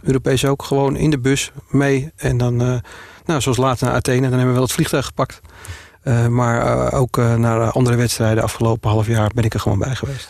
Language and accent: Dutch; Purmerend, North Holland, Netherlands; also born or lived in Amsterdam; Geboren en getogen in Purmerend met Amsterdamse roots